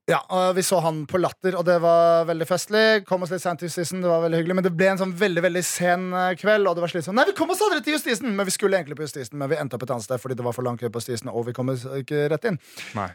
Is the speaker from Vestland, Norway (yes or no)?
no; Nesodden, Akershus, Norway; moved away; Jeg var hjemme på Nesodden